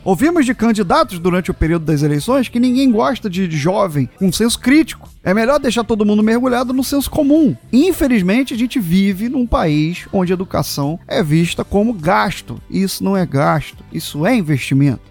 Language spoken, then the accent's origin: Portuguese; Brazil; somos brasileiros